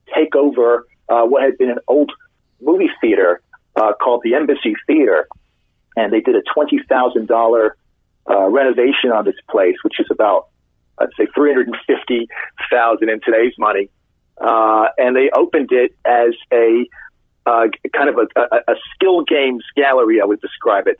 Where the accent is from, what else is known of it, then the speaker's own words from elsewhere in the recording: London, United Kingdom; moved away as an adult; now in Los Angeles, United States; I moved to Los Angeles in 2001, and I'm originally from London